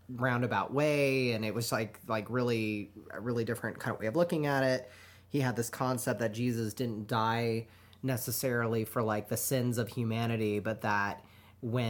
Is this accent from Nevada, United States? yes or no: yes; Reno, Nevada, United States; I grew up in Reno